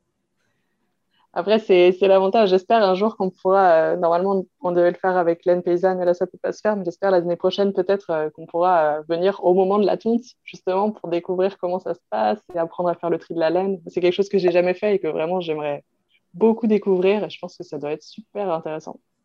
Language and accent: French; Brittany, France; la Bretagne, ben, c'est ma région, euh, pour le coup, je suis bretonne d'origine, donc c'est, c'est vraiment ma région